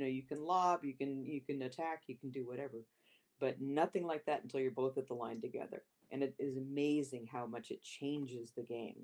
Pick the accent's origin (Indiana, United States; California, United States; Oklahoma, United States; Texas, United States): California, United States; Modesto; also born or lived in Sacramento, California; I was uh, born and raised in Modesto, California, which is in the Central Valley of California